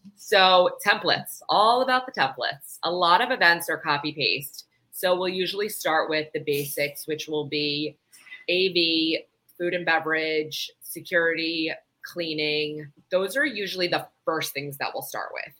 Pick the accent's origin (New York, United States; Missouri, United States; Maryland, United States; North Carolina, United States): New York, United States; now in South Florida, United States; I'm from New York